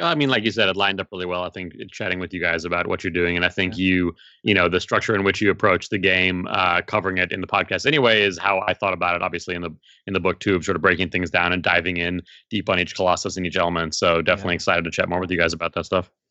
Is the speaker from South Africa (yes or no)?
yes; South Africa; now in United States; I was born in South Africa originally.